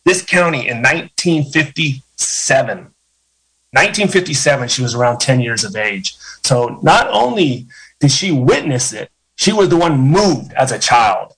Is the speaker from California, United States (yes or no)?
yes; Ukiah, California, United States; going through sports here in Ukiah High School